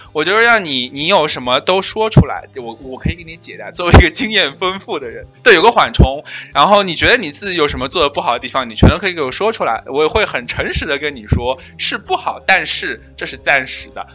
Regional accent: China; 我们中国人

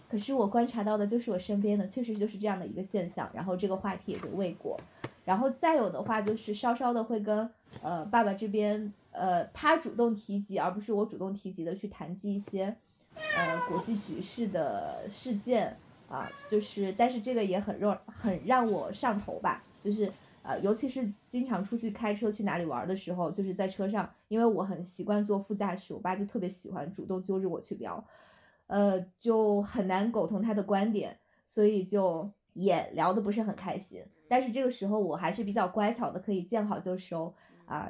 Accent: Shandong, China; 我来自山东

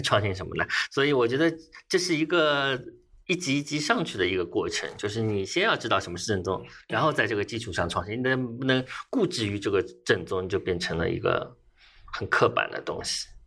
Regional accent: Shanghai, China; 作为一个，呃，原产的上海人

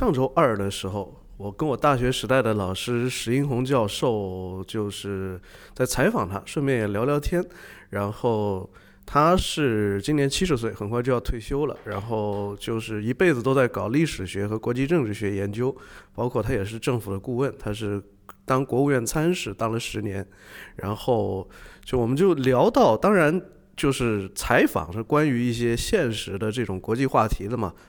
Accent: China; 你你你要问我们中国人可不可能达到那种想象力拍出这东西？

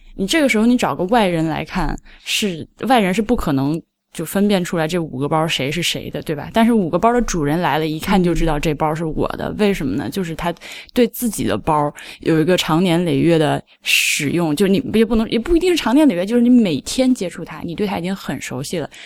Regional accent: China; 我，中国人

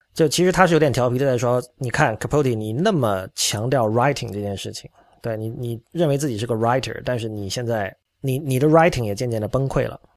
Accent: China; 我觉得这件事情其实是包括我在内的很多中国人都并没有完全想好的

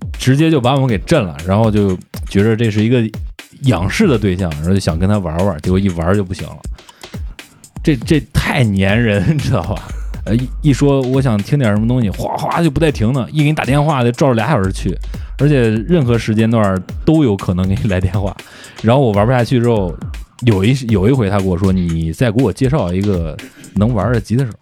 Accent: Xingtai, Hebei, China; accent: Xingtai dialect; 咱们邢台方言有一个词儿叫“格料”

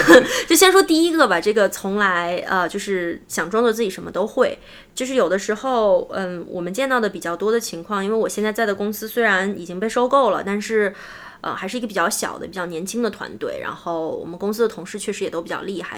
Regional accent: China; moved away as an adult; also born or lived in United States; now in Silicon Valley, United States; 我们中国人

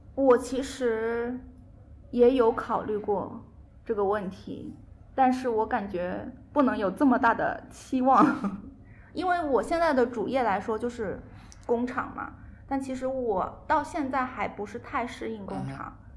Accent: Guangzhou, Guangdong, China; moved away as an adult; now in Zhejiang, China; 我其实广州人嘛，然后一直是在广州找到了一份挺满意的一个工作

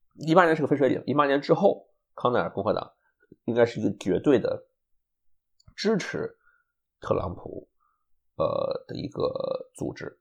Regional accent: China; also born or lived in Ithaca, United States; now in United States; 我是中国人嘛

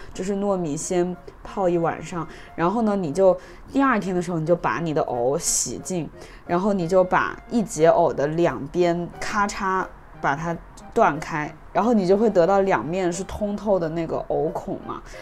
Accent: Wuhan, Hubei, China; moved away; 我是武汉人嘛，然后我从小吃了很多湖北菜

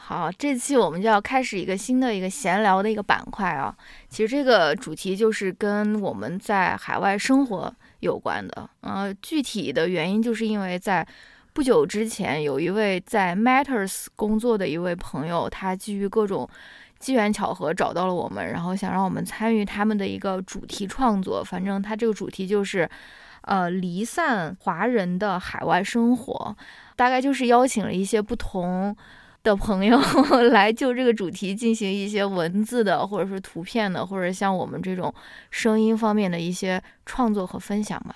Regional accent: Xi'an, Shaanxi, China; moved away; 我是陕西人，我是在西安长大的

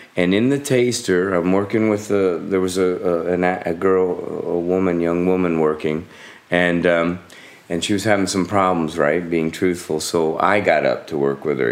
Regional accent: South Florida, United States; growing up in South Florida in the U.S.

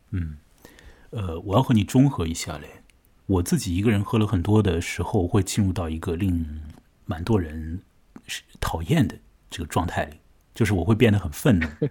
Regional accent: China; 我们中国人

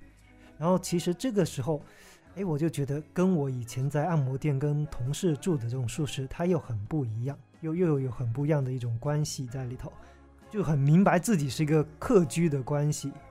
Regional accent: Guangdong, China; 我之前的人生经历呢，就是基本都是在广东地区生活嘛，就是小时候在老家那边

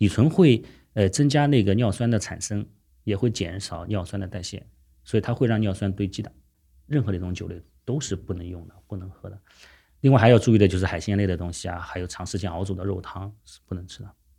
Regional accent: Guangdong, China; 以前总是觉得说啊，我们是广东人自家煲的汤，要比外面的快餐要好。

